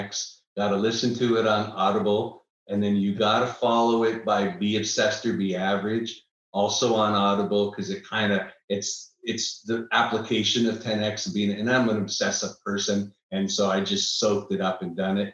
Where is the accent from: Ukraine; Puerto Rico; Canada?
Canada; Niagara Falls, Ontario; now in Austin, United States; I'm originally from Niagara Falls, Canada